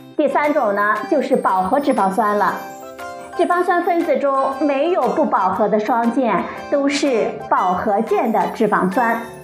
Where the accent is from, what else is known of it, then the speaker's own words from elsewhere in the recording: China; 我们中国人厨房里必不可少的一种食材